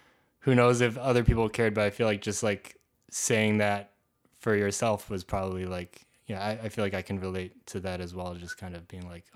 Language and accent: English; Canada; now in United States; I'm Canadian as well